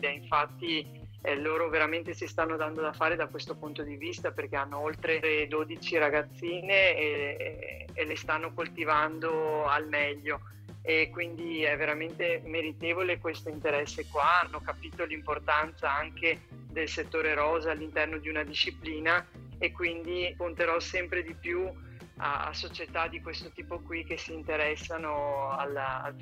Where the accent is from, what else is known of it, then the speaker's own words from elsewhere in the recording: Bassano del Grappa, Veneto, Italy; sono di Bassano del Grappa in provincia di Vicenza